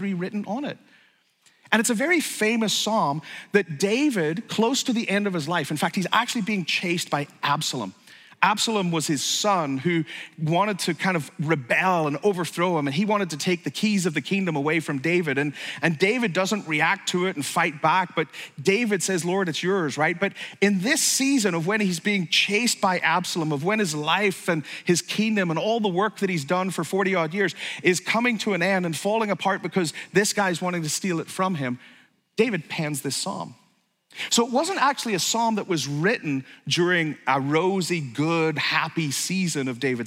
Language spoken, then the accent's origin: English; Ireland; I grew up in Ireland